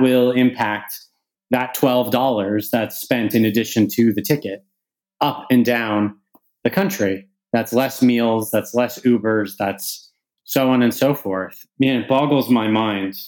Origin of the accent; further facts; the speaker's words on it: Canada; now in United Kingdom; As a Canadian who lives in the UK but whose business is primarily in the US